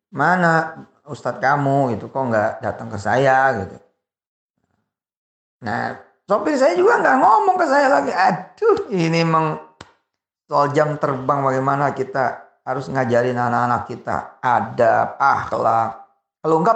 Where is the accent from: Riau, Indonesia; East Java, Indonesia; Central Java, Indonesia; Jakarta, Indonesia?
Jakarta, Indonesia; saya orang Betawi kulturnya kultur orang Betawi walaupun separuh saya Jawa, ayah saya Jawa, tapi saya dibesarkan, dilahirkan dus gede di Betawi.